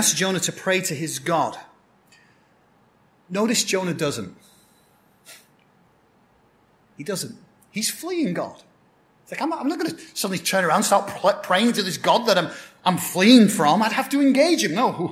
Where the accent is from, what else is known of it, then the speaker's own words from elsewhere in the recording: Blackburn, North West England, United Kingdom; moved away; My hometown in England is a town called Blackburn, so I'm what you call a Blackburnian